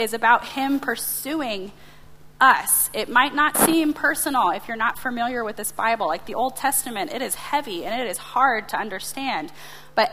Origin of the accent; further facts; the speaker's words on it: United States; as an American